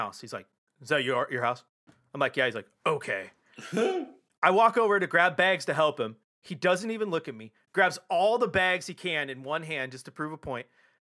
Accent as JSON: {"language": "English", "town": "Portland", "region": "Oregon", "country": "United States", "tie": "born or raised there", "said": "of all my time living here and growing up in Portland"}